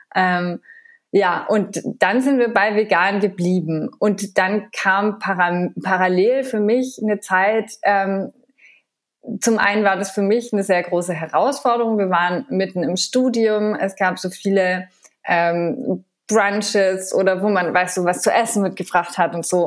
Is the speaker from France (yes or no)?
yes; France; moved away; ich bin in Frankreich aufgewachsen